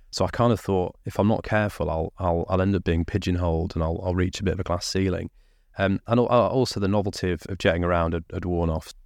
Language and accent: English; Lincolnshire, East Midlands, United Kingdom; also born or lived in Derbyshire; I was born in Derbyshire, grew up in Lincolnshire